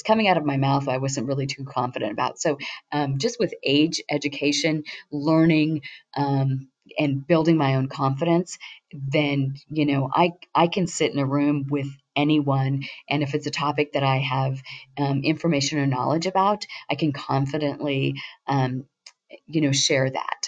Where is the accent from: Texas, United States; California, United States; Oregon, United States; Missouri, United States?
Oregon, United States; Banks; also born or lived in Hillsboro, Oregon; My husband and I grew up together out in Banks, Oregon.